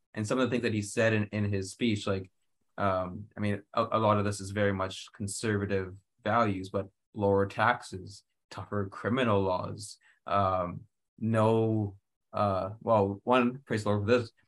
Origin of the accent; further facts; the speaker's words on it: Canada; I, as a Canadian, you know we grow up with a queen.